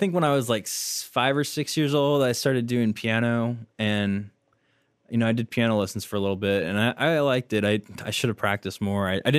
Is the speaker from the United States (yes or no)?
yes; Oklahoma City, Oklahoma, United States; I grew up in Oklahoma City, and I went to Hefner Middle School, Putnam City North High School